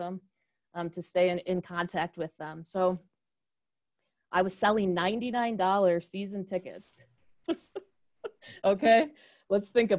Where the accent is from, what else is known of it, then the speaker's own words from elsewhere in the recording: Michigan, United States; moved away; I grew up in Michigan, so a Midwest kid